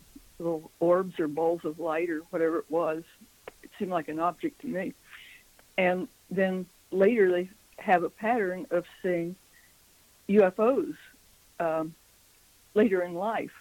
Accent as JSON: {"language": "English", "region": "Midwestern United States", "country": "United States", "tie": "born or raised there", "also_born_or_lived": "Washington, D.C.", "moved": "as an adult", "said": "we're from the Midwestern United States"}